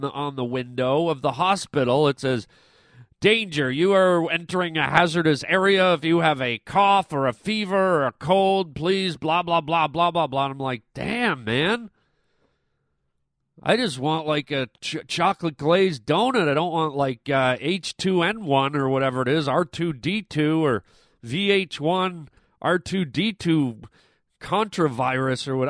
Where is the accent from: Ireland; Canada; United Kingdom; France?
Canada; I'm Canadian